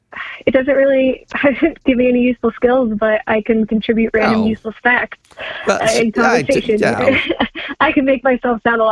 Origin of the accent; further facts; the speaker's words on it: Canada; moved away; also born or lived in Chicago; Plus I'm Canadian, and I'm still like, I haven't been in Canada since 97, but my family's Canadian, so there's still words that I pronounce the Canadian way, and words that I pronounce the Midwestern Chicago way